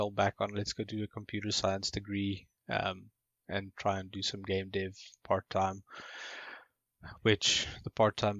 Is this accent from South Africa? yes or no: yes; Johannesburg, Gauteng, South Africa; also born or lived in Upington, South Africa; our first year here in Johannesburg after we moved from Uppington. That would have been 1996.